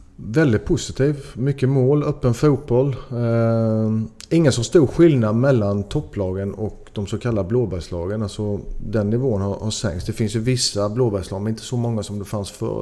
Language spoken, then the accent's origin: Swedish; Sweden; now in Belgium; jag är, jag är 100% svensk